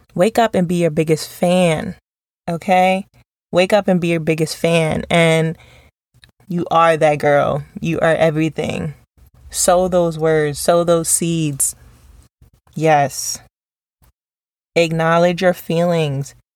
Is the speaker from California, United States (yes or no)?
no; New York, United States; growing up in New York